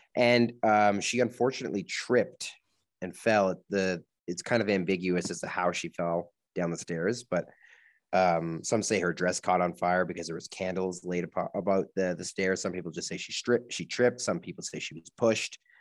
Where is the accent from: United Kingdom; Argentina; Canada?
Canada; we're from Canada